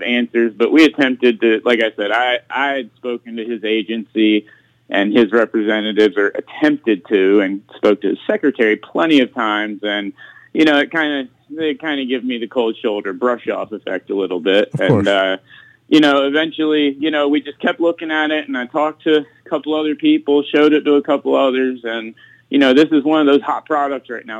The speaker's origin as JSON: {"language": "English", "region": "South Florida", "country": "United States", "tie": "born or raised there", "said": "growing up in South Florida"}